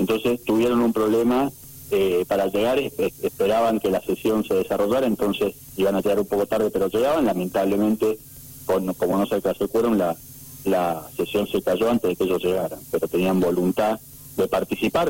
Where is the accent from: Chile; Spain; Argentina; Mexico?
Argentina; Mendoza; como mendocinos